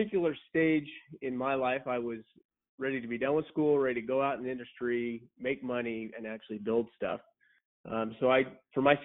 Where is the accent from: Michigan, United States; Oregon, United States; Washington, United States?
Oregon, United States; Central; also born or lived in San Luis Obispo, California; I grew up in Central Oregon